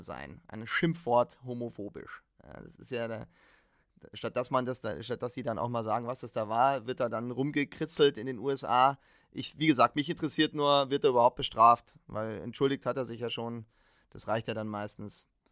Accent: Bavaria, Germany; bei uns in Bayern

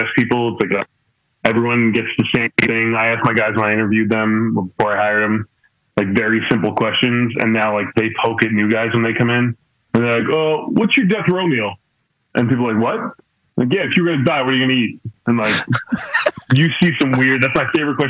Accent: Kings Park, New York, United States; moved away as an adult; also born or lived in Bellmore, New York; I'm from Long Island, New York. I was born and raised on Long Island, lived there my whole life. I moved down here when I was, 29

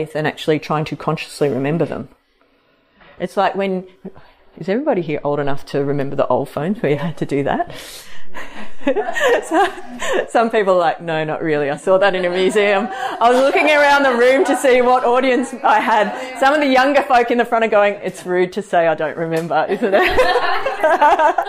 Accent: Sydney, New South Wales, Australia; moved away; I grew up in Sydney

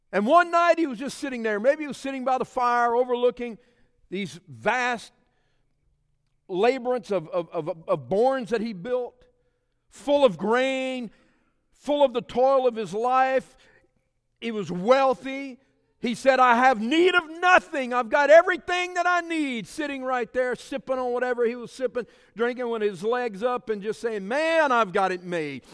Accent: South Louisiana, United States; I'm from a Cajun culture. We speak French down there and in South Louisiana.

